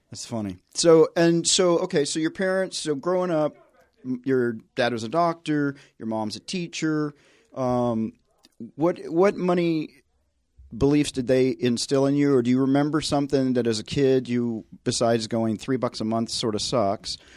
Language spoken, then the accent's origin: English; Tennessee, United States; I grew up in the South